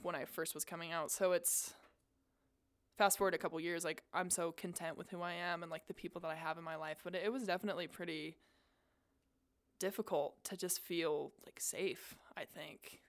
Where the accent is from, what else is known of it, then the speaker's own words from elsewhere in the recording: South Jordan, Utah, United States; I grew up in South Jordan